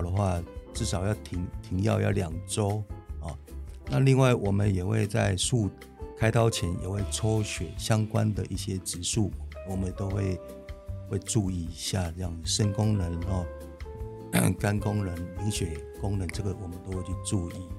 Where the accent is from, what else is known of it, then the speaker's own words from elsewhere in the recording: Taiwan; 我们台湾人有个观念嘛